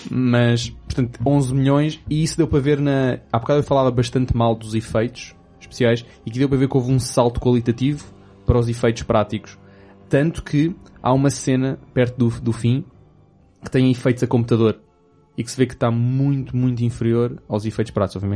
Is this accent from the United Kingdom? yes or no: yes; England, United Kingdom; Portuguese is a second language; perdoem-me se sou inglesa